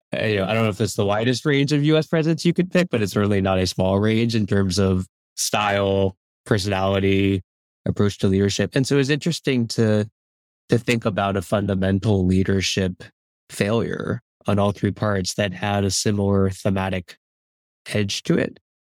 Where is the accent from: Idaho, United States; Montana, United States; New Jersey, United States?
New Jersey, United States; moved away; I grew up on the East Coast, uh, in New Jersey